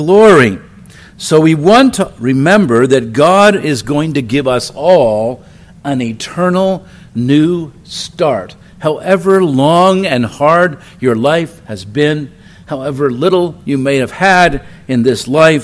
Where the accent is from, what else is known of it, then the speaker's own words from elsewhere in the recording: Philadelphia, Pennsylvania, United States; I'm from Philadelphia